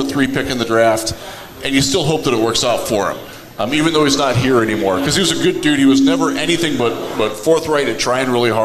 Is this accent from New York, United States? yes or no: no; Northeast Ohio, United States; I grew up in Northeast Ohio